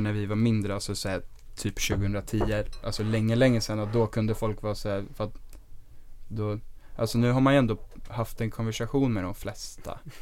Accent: Stockholm, Stockholm County, Sweden; also born or lived in Dalarna; vi kom ju från Östberga eh, och vi gick i Sturebyskolan.

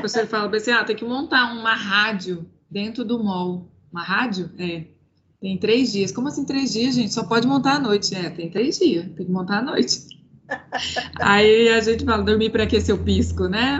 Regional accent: Cuiabá, Mato Grosso, Brazil; eu sou cuiabana, eu moro em Cuiabá

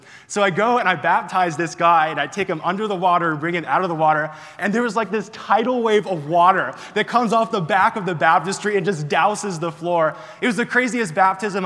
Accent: Florida, United States; moved away; I'm originally from Florida

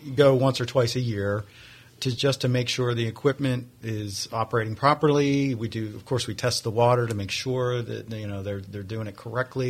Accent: Pittsburgh, Pennsylvania, United States; moved away as an adult; also born or lived in Ohio; now in Flagler County, United States; I'm from Pennsylvania, Pittsburgh, went to Penn State

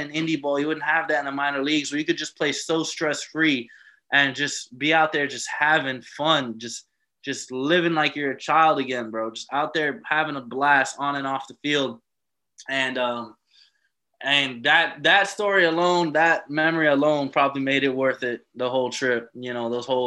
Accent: Miami, Florida, United States; moved away as an adult; also born or lived in Embrach, Switzerland; now in Switzerland; I'm coming from Miami. I'm coming from South Florida

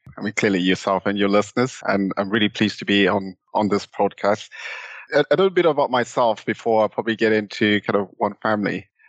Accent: Zimbabwe; accent: Southern African; now in United Kingdom; back then in Zimbabwe. So hopefully some people have picked up my Southern African accent in the intro.

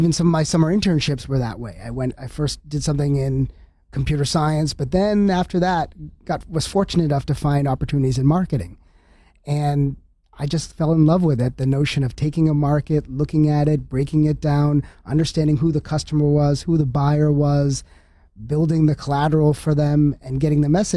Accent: New Hampshire, United States; I grew up in New Hampshire.

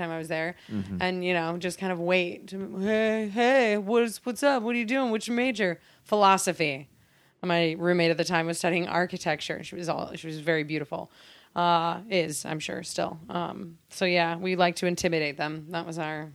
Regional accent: Mesa, Arizona, United States; moved away as an adult; also born or lived in Minneapolis–Saint Paul, Minnesota; now in Los Angeles, United States; I'm originally from Arizona. I grew up in Mesa

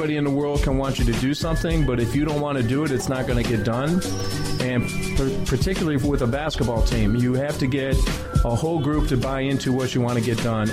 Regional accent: Chicago, Illinois, United States; Grew up around Sherman Park, 5637 South Loomis, and grew up in the city, played all my basketball

